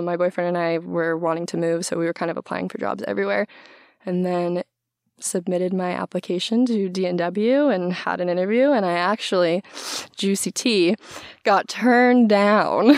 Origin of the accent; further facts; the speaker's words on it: Maui, Hawaii, United States; moved away as an adult; now in Seattle, United States; also grew up and was born and raised on Maui